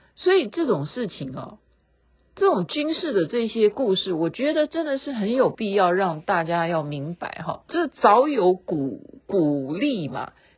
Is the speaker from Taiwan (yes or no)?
yes; Taiwan; 这样才代表我是台湾人